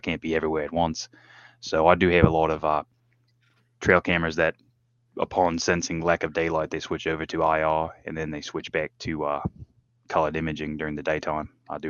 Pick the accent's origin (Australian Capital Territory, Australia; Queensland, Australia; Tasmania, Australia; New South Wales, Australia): Tasmania, Australia; moved away as an adult; also born or lived in California / Tennessee; now in United States; I get to teach them the lifestyle I grew up on in Tasmania.